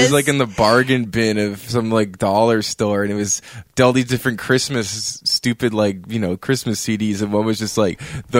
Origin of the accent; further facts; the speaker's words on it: Saudi Arabia; I was born in Saudi Arabia.